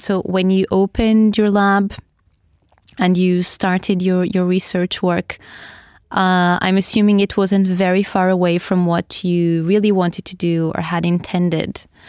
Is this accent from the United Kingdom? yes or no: no; Portugal; now in Oslo, Norway; although we are from the south of Europe, Portugal and Spain respectively